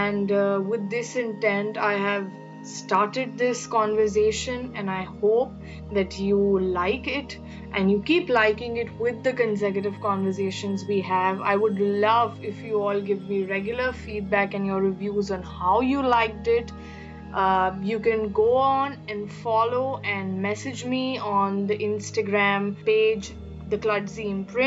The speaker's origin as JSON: {"language": "English", "country": "India", "said": "from India, a third year law student"}